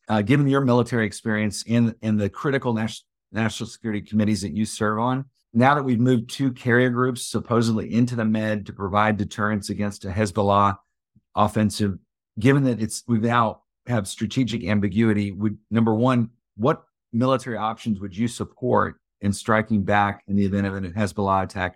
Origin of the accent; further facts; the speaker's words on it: Texas, United States; as a Texan